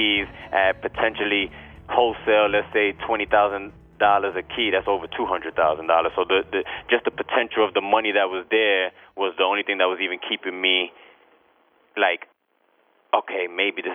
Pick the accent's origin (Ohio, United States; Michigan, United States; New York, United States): New York, United States; New York City; I'm from Brooklyn, New York